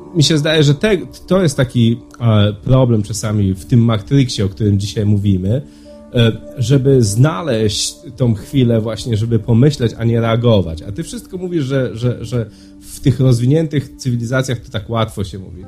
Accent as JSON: {"language": "Polish", "country": "Poland", "tie": "born or raised there", "moved": "yes", "said": "w naszej kulturze, w której ja dorastałem, czy w Polsce"}